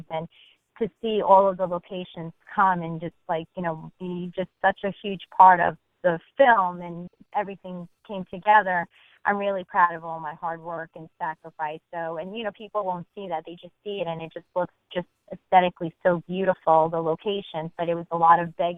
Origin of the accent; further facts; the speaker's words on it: Argentina; moved away; I'm from Argentina